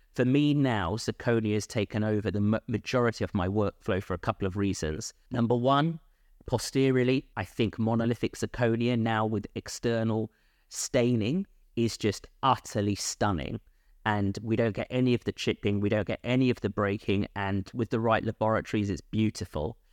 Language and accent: English; London, United Kingdom; moved away as an adult; also born or lived in Bristol / Bath; born and bred in London